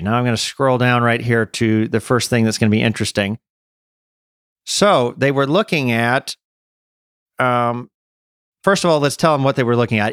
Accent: United States; moved away as an adult; also born or lived in Czech Republic; as an American

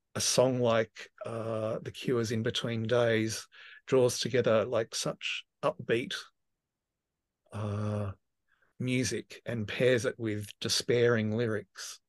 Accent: Tasmania, Australia; moved away as an adult; also born or lived in Victoria; I grew up in Tasmania, and I left at eighteen and moved to, um, you know, just across a body of water to Victoria.

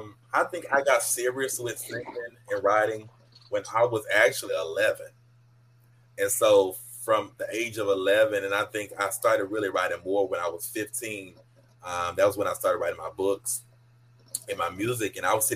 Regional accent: Atlanta, Georgia, United States; also born or lived in Killeen, Texas; now in Texas, United States; lived in Killeen, Texas. But where I grew up at was in Atlanta, Georgia. That's where I spent most of my life, was in Atlanta.

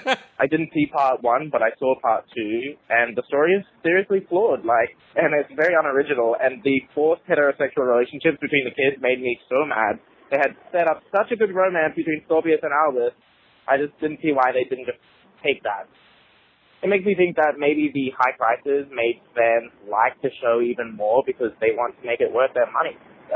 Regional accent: Australia; now in New York, United States; I'm from Australia, but I currently live in New York.

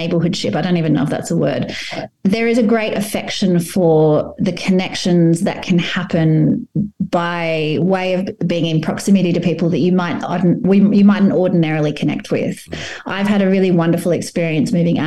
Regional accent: Sydney, New South Wales, Australia; I grew up in the city, I grew up in Balmain, and I was very much a city person.

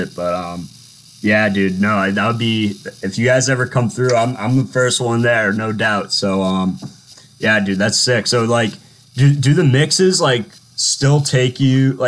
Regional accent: Boston, Massachusetts, United States; moved away; I'm from Boston

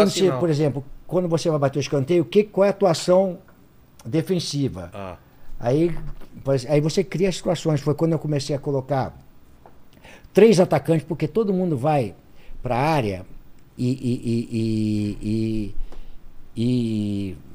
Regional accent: Tinguá, Rio de Janeiro, Brazil; born there; Eu nasci em Tinguá, estado do Rio de Janeiro, né?

